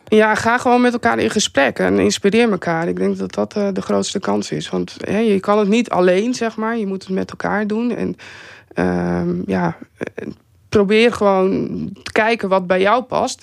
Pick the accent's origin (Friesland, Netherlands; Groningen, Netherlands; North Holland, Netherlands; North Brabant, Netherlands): Friesland, Netherlands; Vlieland; ik ben zelf ben ik opgegroeid op Vlieland